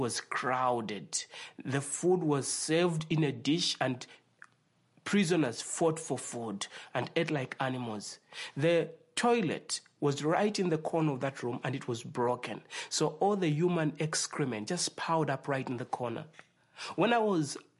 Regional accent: Zambia; I'm from Africa. I was born in the nation called Zambia

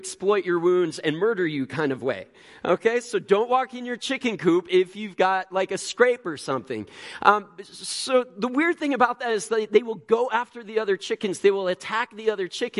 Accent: Illinois, United States; now in Tempe, United States; Growing up in Illinois

